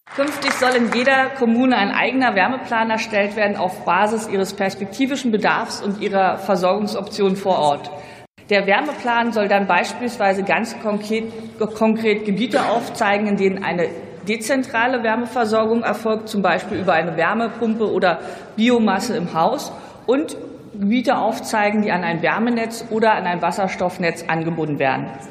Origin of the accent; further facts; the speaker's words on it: Brandenburg, Germany; als Brandenburgerin